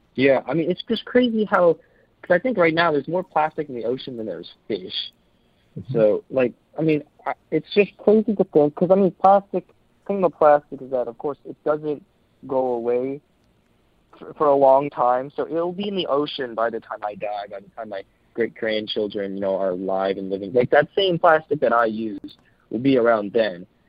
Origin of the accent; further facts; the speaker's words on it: United States; I we're from South Korea originally. I was born in the U.S.